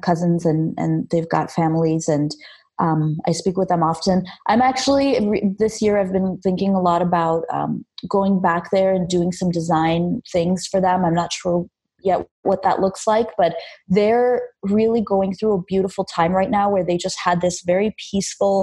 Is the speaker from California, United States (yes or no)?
yes; Los Angeles, California, United States; English is a second language; also born or lived in Armenia; I grew up in Los Angeles, Armenia, because I'm from Armenia. I was born there, but I moved to LA when I was a kid